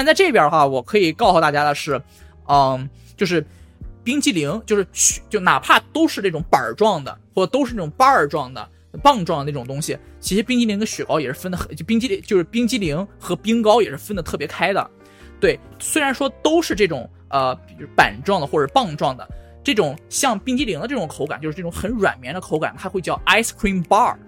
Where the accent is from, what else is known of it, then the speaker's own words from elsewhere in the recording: China; moved away as an adult; now in California, United States; 我作为一个中国人